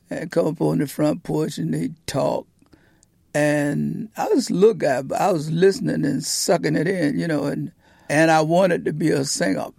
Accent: Portsmouth, Virginia, United States; Portsmouth, Virginia

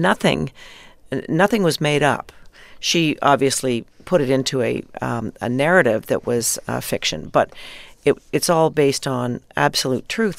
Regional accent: Canada; being Canadian, of course, growing up in Canada

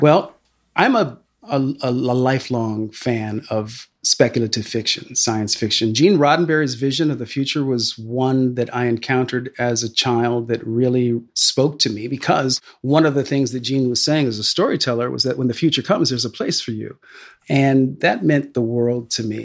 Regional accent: Sacramento, California, United States; a kid growing up in Northern California in Sacramento

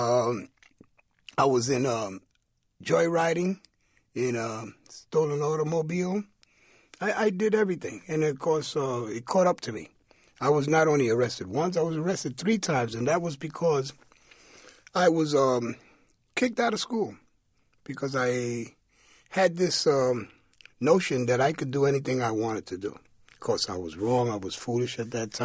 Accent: New York City, New York, United States; growing up in East Harlem at that time

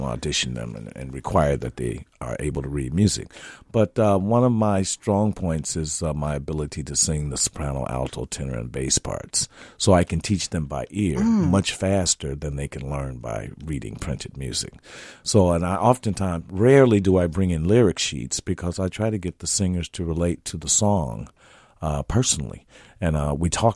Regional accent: Gary, Indiana, United States; moved away as an adult; now in Minnesota, United States; growing up in Gary, Indiana

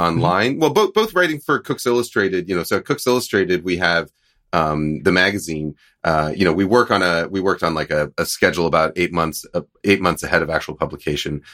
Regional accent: East Coast, United States; moved away; I grew up in the East Coast, so I called it Hellmann's

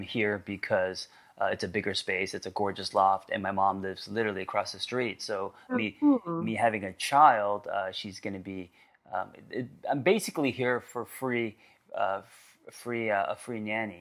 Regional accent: Glendale, California, United States; I grew up in Glendale

